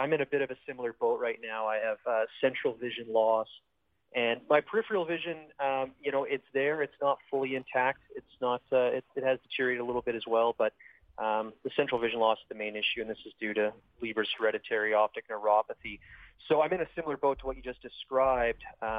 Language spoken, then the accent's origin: English; Southern Alberta, Canada; now in Invermere, Canada; I'm Canadian. Cool. Okay. I'm originally from Southern Alberta.